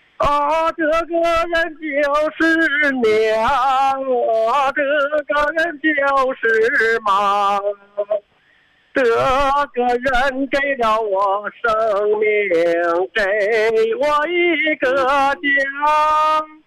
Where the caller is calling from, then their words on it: Shuangcheng, Heilongjiang, China; 哦，我是来自双城地区，